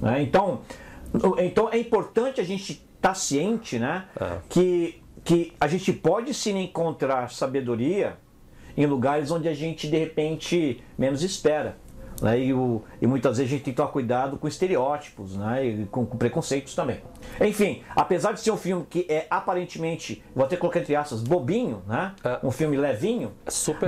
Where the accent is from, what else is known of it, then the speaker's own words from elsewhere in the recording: Brazil; moved away as an adult; also born or lived in England; eu saí do Brasil e fui trabalhar com gerente de projeto lá na Inglaterra